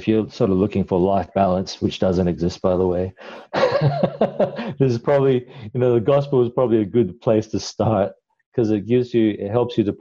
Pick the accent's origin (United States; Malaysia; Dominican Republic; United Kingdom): Malaysia; Kuala Lumpur; now in Adelaide, Australia; Originally, I migrated to Adelaide from Kuala Lumpur, Malaysia. That's where I was born. So I'm Malaysian, but of Chinese descent.